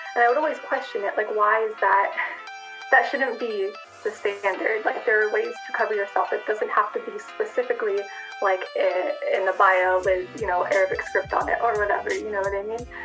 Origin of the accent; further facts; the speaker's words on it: United States; I'm an American convert to Islam of Balkan heritage